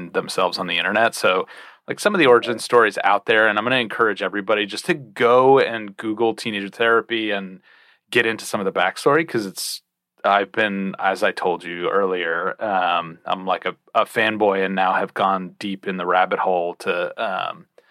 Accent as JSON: {"language": "English", "region": "New Jersey", "country": "United States", "tie": "born or raised there", "said": "I grew up in New Jersey"}